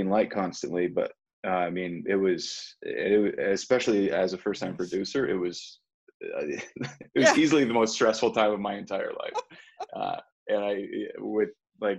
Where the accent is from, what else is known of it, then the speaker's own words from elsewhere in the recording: Edmonton, Alberta, Canada; moved away; that's my hometown